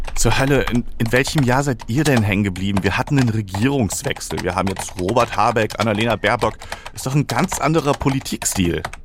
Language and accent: German; Germany; wir, weiß ich nicht, als Deutsche